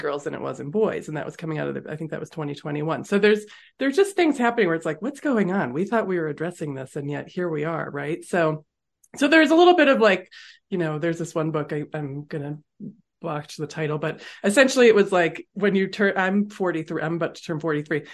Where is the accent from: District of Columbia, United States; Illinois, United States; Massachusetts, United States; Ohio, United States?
Massachusetts, United States; moved away as an adult; also born or lived in California; now in Colorado, United States; I grew up in Massachusetts